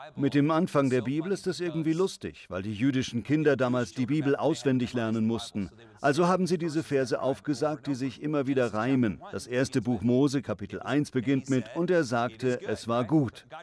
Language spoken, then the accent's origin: German; United States; für mich als Amerikaner